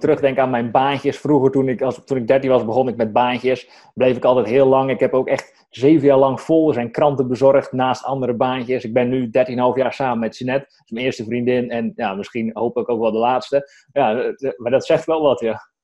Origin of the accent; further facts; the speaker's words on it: Strijen, South Holland, Netherlands; moved away as an adult; now in Drenthe, Netherlands; Maar ik kom op veel uit Hoekse Waard, dus onder Rotterdam. Uit Strijen, daar heb ik tot mijn eenentwintigste gewoond